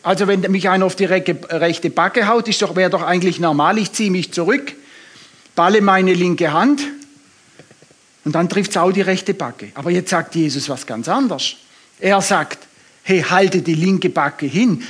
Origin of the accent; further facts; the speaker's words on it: Swabia, Germany; ich bin Schwabe